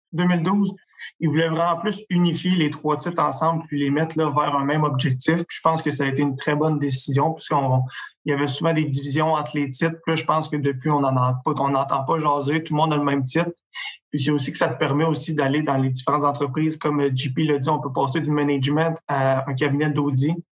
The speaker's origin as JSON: {"language": "French", "town": "Trois-Rivières", "region": "Quebec", "country": "Canada", "tie": "born or raised there", "also_born_or_lived": "Gatineau", "said": "je viens de Trois-Rivières. Je suis né à Gatineau, mais je suis arrivé à Trois-Rivières quand j'étais un peu plus jeune."}